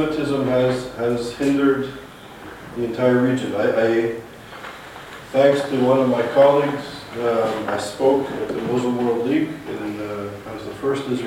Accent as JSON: {"language": "English", "town": "Montreal", "region": "Quebec", "country": "Canada", "moved": "as an adult", "said": "I'm from Montreal"}